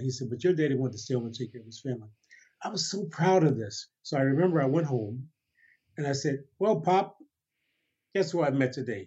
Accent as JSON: {"language": "English", "town": "Detroit", "region": "Michigan", "country": "United States", "tie": "born or raised there", "also_born_or_lived": "Montgomery, Alabama / Chicago", "said": "when I was nine, the family then moved to Detroit"}